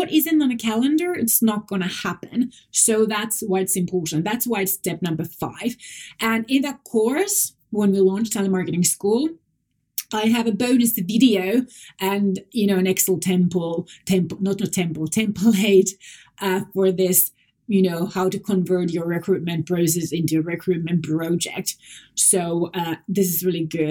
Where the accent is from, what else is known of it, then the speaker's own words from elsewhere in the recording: Finland; first language Finnish; English is a second language; Moi moi is Finnish. That's my native language